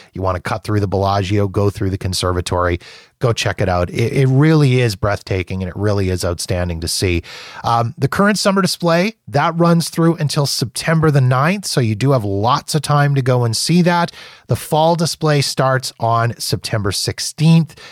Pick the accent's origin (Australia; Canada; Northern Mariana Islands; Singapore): Canada; I'm Canadian